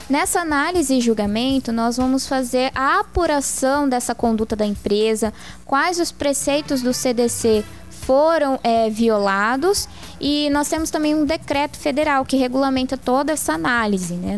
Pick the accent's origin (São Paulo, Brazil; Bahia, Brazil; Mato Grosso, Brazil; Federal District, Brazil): Mato Grosso, Brazil; Várzea Grande; moved away as an adult; now in Cáceres, Brazil; Eu sou de Varzé Grande, nasci em Varzé Grande